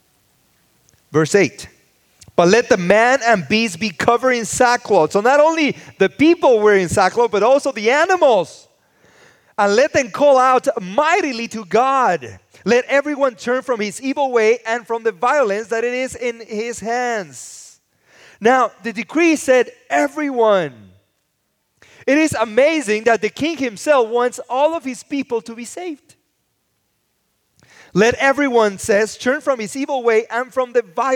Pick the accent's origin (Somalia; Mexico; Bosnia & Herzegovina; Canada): Mexico; Mexico City; now in Los Angeles, United States; I grew up in the city. I was born in Mexico City, and then I came to live